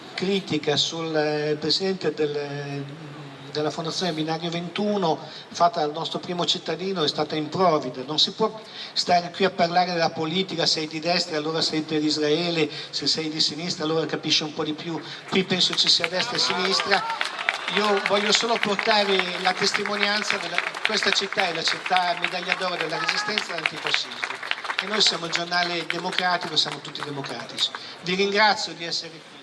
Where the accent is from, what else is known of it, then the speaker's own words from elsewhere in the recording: Milan, Lombardy, Italy; essendo io milanese e qui a Milano eh, da tanti anni